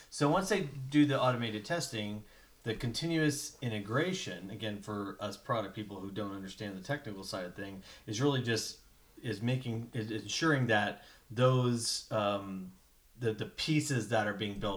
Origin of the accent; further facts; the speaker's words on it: Tennessee, United States; also born or lived in Ohio; I grew up down in Tennessee.